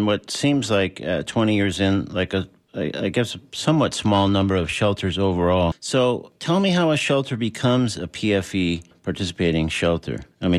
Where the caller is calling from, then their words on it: Florida, United States; I'm talking from Florida.